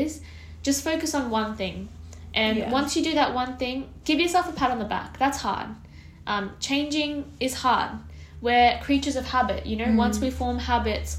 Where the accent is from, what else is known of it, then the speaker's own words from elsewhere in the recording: India; I'm Indian